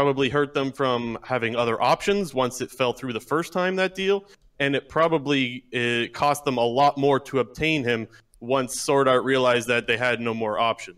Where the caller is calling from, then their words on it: Ontario, Canada; Ontario, Canada.